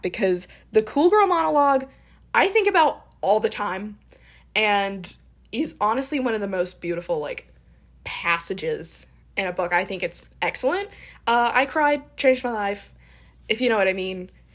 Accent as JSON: {"language": "English", "region": "the South", "country": "United States", "said": "I'm from the South"}